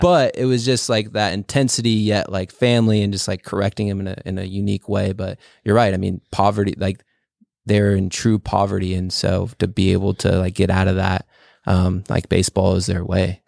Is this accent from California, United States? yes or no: yes; California, United States; also born or lived in Chihuahua, Mexico; in second grade, I moved from California to, uh, Mexico, and we lived there for, like, six months